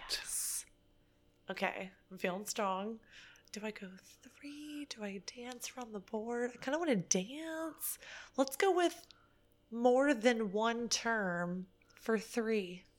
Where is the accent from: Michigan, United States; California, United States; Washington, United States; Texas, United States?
Texas, United States; Dallas; now in Phoenix, United States; originally Dallas